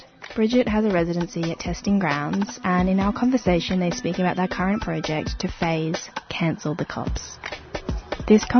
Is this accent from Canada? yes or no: no; Brisbane, Queensland, Australia; moved away as an adult; now in Melbourne, Australia; I grew up in Sherwood, Brisbane, on Yuggera country